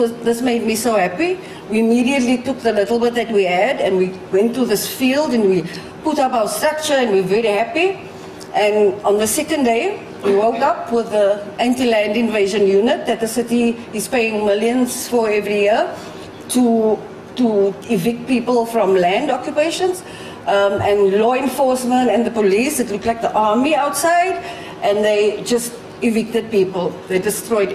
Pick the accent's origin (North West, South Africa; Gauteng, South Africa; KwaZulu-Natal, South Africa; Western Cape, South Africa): Western Cape, South Africa; Cape Town; I'm from Cape Town, South Africa